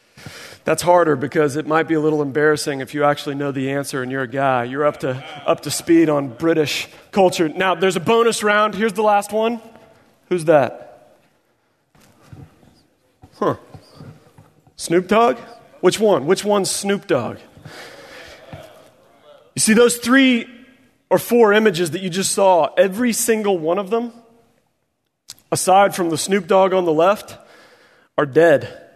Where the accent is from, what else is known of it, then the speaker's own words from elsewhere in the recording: Springfield, Missouri, United States; And so I grew up in Springfield, Missouri.